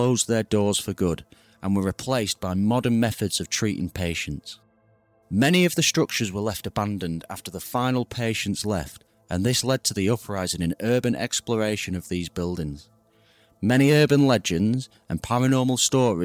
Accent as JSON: {"language": "English", "country": "United Kingdom", "said": "I'm from the UK"}